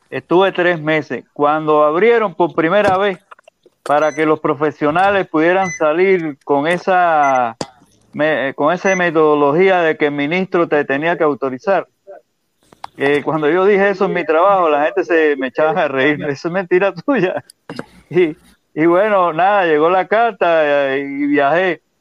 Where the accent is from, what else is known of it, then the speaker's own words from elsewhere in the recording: Perico, Matanzas, Cuba; yo pagué 20 pesos por casarme, 20 pesos cubanos. Allá en mi pueblo, en el Perico